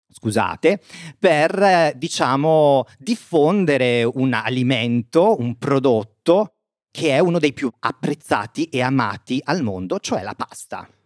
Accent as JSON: {"language": "Italian", "area": "province of Bergamo", "region": "Lombardy", "country": "Italy", "tie": "born or raised there", "said": "vicino al mio paese, nel nord Italia, quindi nella provincia di Bergamo"}